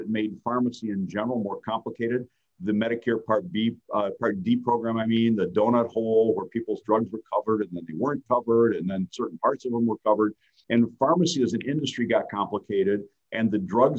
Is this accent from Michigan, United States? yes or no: yes; Fenton, Michigan, United States; also born or lived in Davison, Michigan; I grew up in Fenton, Lake Fenton schools, kind of a country boy a little bit, you know, living on the lakes out in the Fenton area.